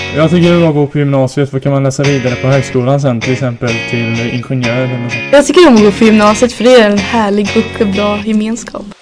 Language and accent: Swedish; Lidköping, Västra Götaland, Sweden; jag kommer från Lidköping